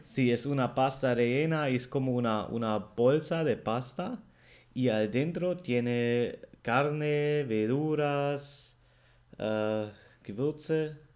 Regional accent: Germany; el alemán

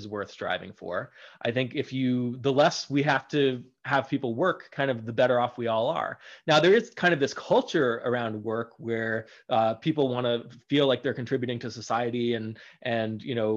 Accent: United States; as Americans

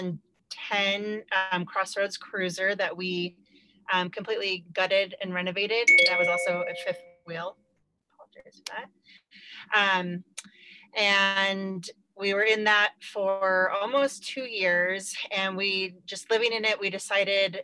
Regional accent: Park City, Utah, United States; moved away as an adult; we are from Utah, outside of Park City, Utah

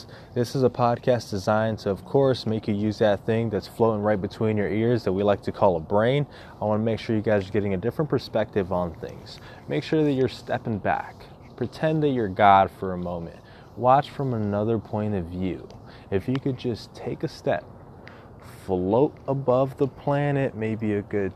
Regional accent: United States; as an American

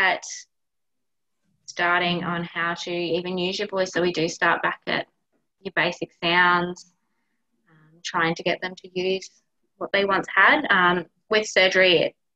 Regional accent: Victoria, Australia; now in Queensland, Australia; I'm a Victorian, I don't sound the same as them up here.

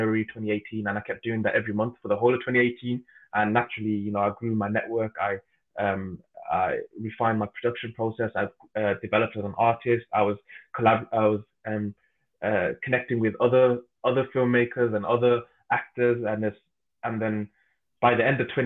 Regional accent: Birmingham, West Midlands, United Kingdom; I'm from Birmingham

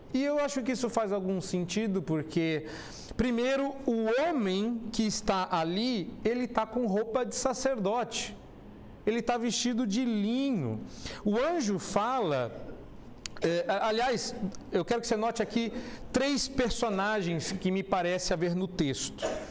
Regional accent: São Paulo, Brazil; Eu nasci em São Paulo

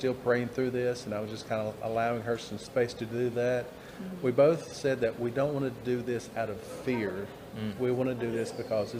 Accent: Walkertown, North Carolina, United States

